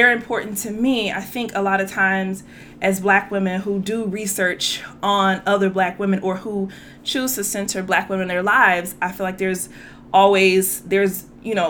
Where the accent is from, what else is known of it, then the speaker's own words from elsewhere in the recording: Louisiana, United States; growing up in Louisiana